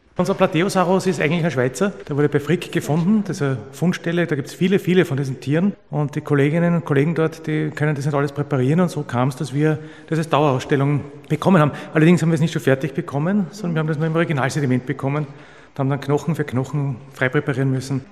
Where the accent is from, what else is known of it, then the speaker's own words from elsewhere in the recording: Austria; in der Gegend, wo ich aufgewachsen bin, so wie fast überall in Österreich